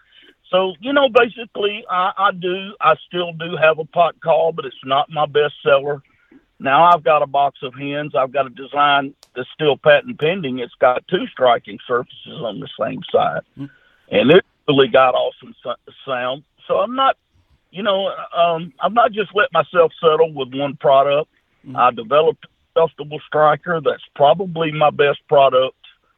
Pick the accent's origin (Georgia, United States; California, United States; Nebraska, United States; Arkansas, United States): Arkansas, United States; Junction City; I'm just a country boy. My hometown, Junction City, Arkansas, Louisiana. We got about 1,400 or 1,500 people here with one red light.